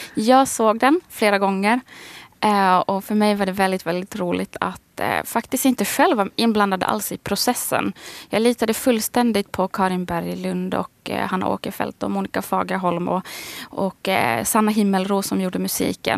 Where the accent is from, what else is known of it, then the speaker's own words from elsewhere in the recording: Västerås, Västmanland, Sweden; accent: idiolect; also born or lived in Karis, Finland / Snappertuna, Finland; now in Stockholm, Sweden; jag är född i Karis. Men det var 83 och 84 så flyttade vi till Västerås.